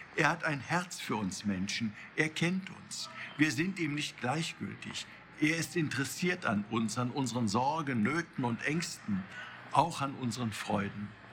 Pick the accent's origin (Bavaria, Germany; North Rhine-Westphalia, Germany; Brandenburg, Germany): North Rhine-Westphalia, Germany; Cologne; hier bei uns in Köln